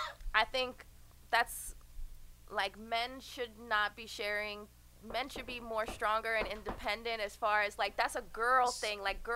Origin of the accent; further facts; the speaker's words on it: Newark, New Jersey, United States; I was born in Newark, and I was raised.